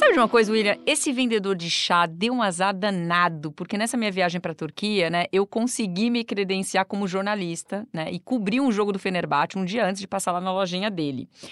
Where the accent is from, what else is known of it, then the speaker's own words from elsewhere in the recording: Brazil; era brasileira